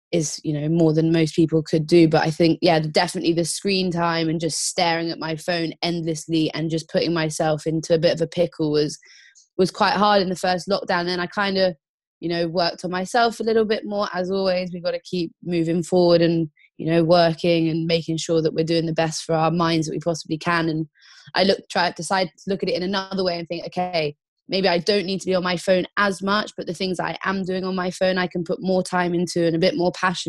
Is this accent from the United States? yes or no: no; Croyde, South West England, United Kingdom; I grew up in North Devon in a little town called Croyd, where I learned to surf.